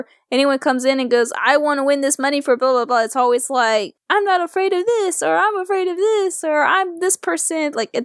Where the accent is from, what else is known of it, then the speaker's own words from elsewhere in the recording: Georgia, United States; It's in Georgia. It's like, but it's near my hometown.